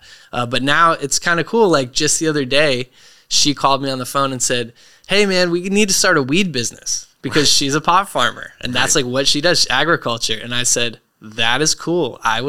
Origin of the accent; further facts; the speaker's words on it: Portland, Maine, United States; So we grew up in Maine. I feel pretty grounded by the fact that I grew up there, you know, split time between my dad's house and the big city in Portland.